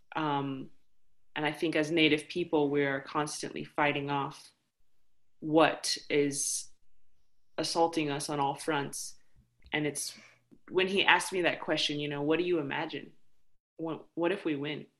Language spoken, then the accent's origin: English; United States; I come from the Navajo Nation, the Dene Nation